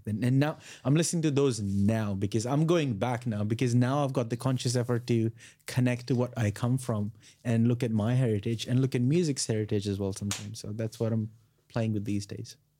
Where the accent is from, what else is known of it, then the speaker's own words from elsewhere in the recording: North India, India; moved away as an adult; now in Australia; I was born in North India